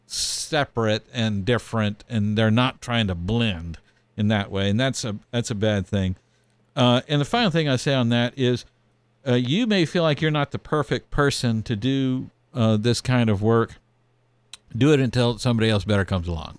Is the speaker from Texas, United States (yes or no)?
yes; Texas, United States; growing up in Texas